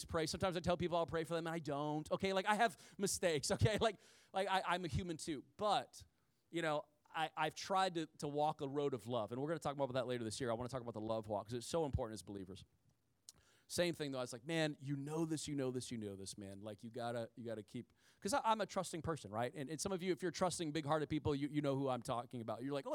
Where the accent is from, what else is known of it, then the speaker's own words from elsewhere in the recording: Midwest, United States; I'm from the country. I'm from the Midwest